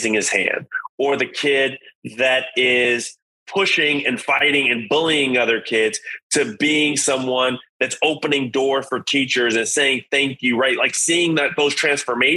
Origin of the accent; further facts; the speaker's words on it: Los Angeles, California, United States; I'm originally from South Central Los Angeles. Born and raised, single mom